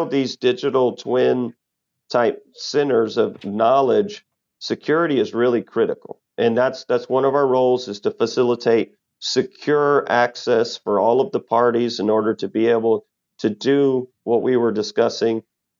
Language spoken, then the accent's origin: English; Texas, United States; And growing up in Texas and you know, living my 45 years here, I've never had to experience that.